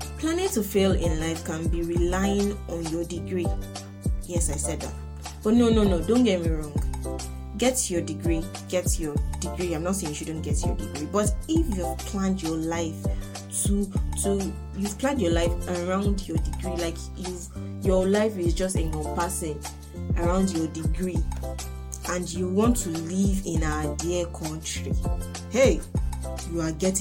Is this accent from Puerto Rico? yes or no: no; Nigeria; first language Yoruba; English is a second language; that's my native language, Yoruba. I'm a Nigerian girl.